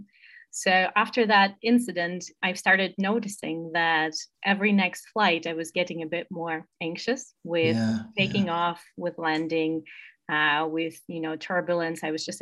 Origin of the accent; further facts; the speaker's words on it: Moscow, Russia; moved away as an adult; also born or lived in United States; I'm originally from Moscow, Russia, and I studied abroad in the US